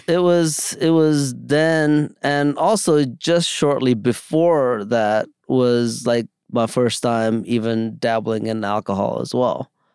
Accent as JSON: {"language": "English", "town": "New York City", "region": "New York", "country": "United States", "tie": "born or raised there", "also_born_or_lived": "India", "said": "I grew up in the Bronx"}